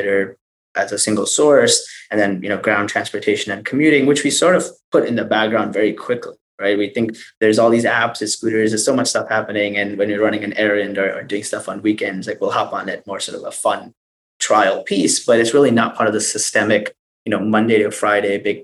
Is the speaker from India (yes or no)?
yes; India; I come from India